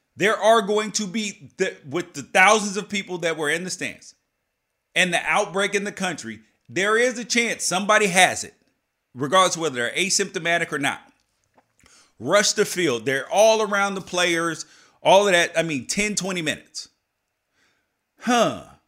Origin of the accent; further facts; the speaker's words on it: United States; I'm an American